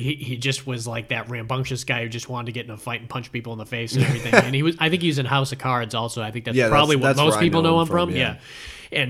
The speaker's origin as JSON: {"language": "English", "region": "Florida", "country": "United States", "said": "we're from Florida"}